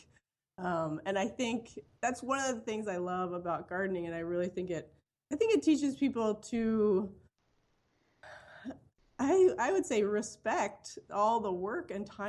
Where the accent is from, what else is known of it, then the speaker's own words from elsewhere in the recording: Philadelphia, Pennsylvania, United States; now in Madison, United States; I grew up actually in Philadelphia in a row home in a really urban area